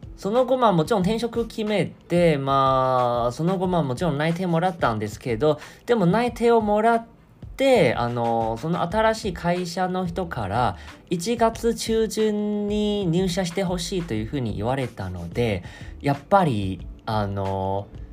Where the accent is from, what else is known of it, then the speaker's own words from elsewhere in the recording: Kaohsiung, Taiwan; Japanese is a second language; moved away as an adult; now in Japan; 僕は台湾の南の都市高尾、高雄というところの出身